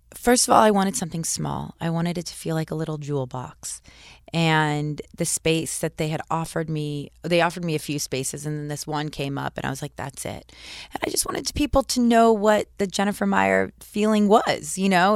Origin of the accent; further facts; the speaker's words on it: Malibu, California, United States; I grew up in Malibu